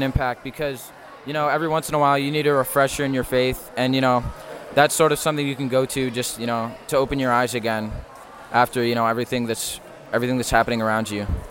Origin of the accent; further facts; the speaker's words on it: Sylvania, Ohio, United States; I'm from Sylvania, Ohio.